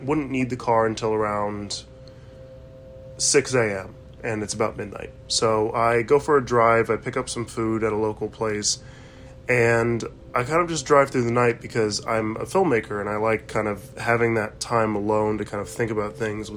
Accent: United States; As you can tell, I'm an American.

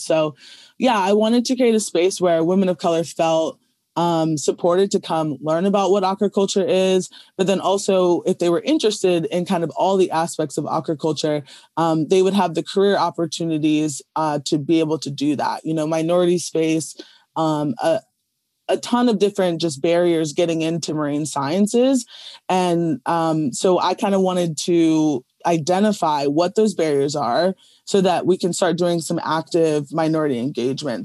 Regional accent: Chestertown, Maryland, United States; I grew up in Chestertown, which is just another smaller, uh, community in, like, on the eastern shore of Maryland

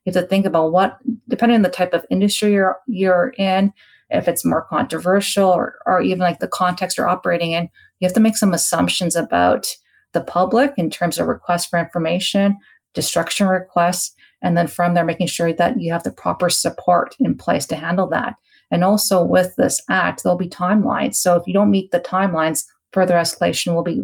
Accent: Canada; as a Canadian

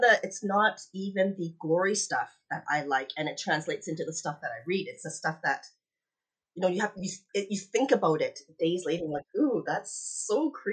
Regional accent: Canada; also born or lived in Hong Kong; I was born in Hong Kong. We moved to Canada when I was 7

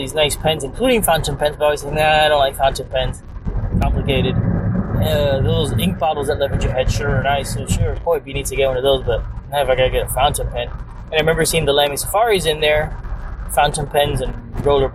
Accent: Hialeah, Florida, United States; moved away as an adult; also born or lived in San Francisco; We grew up in South Florida, in Hialeah, Florida

